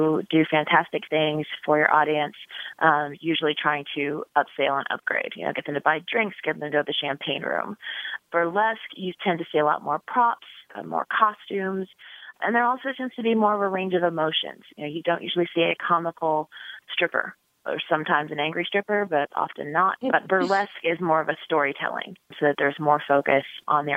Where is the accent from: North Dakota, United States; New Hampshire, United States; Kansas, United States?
Kansas, United States; Topeka; now in Chicago, United States; my hometown in Topeka, Kansas